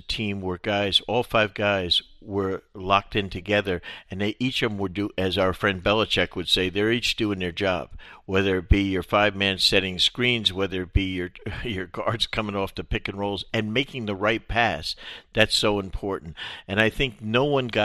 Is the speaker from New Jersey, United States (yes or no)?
yes; New Jersey, United States; now in Florida, United States; mine in Jersey